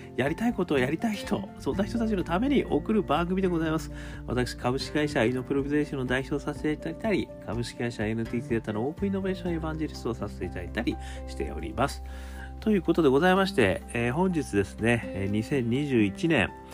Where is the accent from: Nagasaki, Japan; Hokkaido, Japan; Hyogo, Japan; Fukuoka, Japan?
Hokkaido, Japan; Sapporo; 私もあの札幌出身でございますので